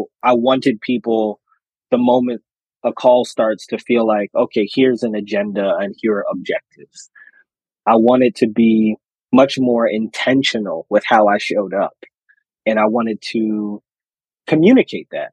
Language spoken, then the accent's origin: English; Philadelphia, Pennsylvania, United States; I'm from the Philly area.